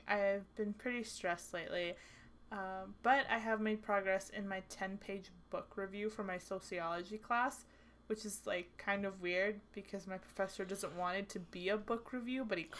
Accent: Canada; also born or lived in Houston, United States; I was born in Houston. And then I said, yeah, I guess, but if I were to go back to Texas right now, they'd be like hell, you're Texan. They'd be like, you're Canadian

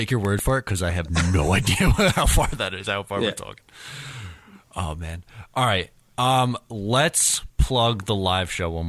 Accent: Hempstead, New York, United States; Hempstead Fire Department on Friday, February 2nd. Mitch is coming down.

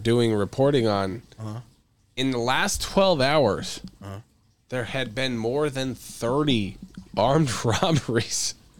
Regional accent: Belarus; English is a second language; You could go to Africa or my home country, Belarus, right now with a press pass.

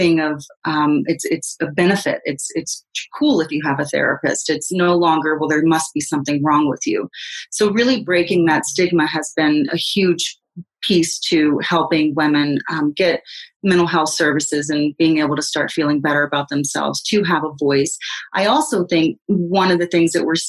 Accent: the South, United States; moved away; I grew up in the South, and when I go back to the South

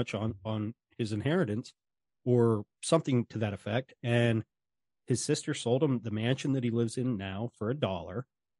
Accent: Wisconsin, United States; No. And I grew up in Wisconsin.

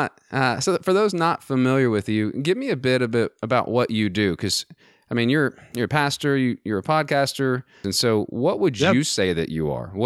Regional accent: Texas, United States; born there; moved away as an adult; now in Virginia, United States; I mean, I was born in Texas, and so.

